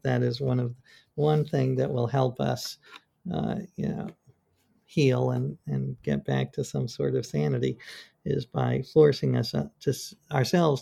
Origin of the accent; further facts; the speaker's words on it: New York, United States; I grew up in New York